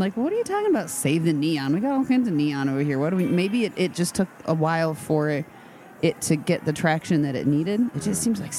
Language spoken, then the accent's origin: English; Midwest, United States; moved away; also born or lived in Memphis; we grew up in the Midwest, right? So we've seen snow. We know snow.